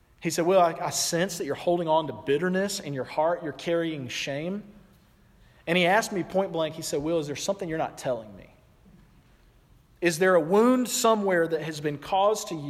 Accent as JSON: {"language": "English", "region": "the South", "country": "United States", "said": "I'm from the South"}